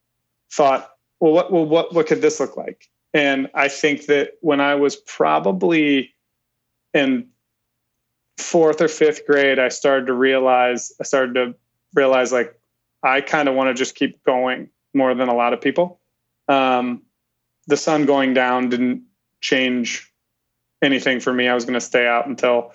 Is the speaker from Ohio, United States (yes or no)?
yes; Ohio, United States; I grew up in that Amish country, Ohio